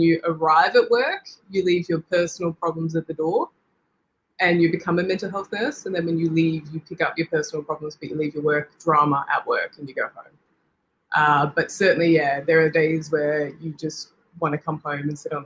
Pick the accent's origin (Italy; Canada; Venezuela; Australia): Australia; Victoria; moved away as an adult; now in Alice Springs, Australia; I'm originally from Victoria